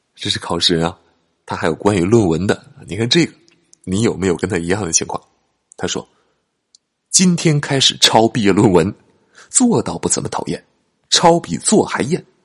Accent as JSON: {"language": "Chinese", "country": "China", "said": "我们中国人"}